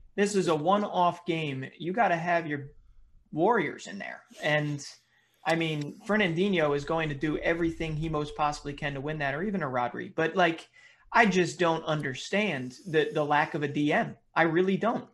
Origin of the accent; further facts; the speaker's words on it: United States; as as an American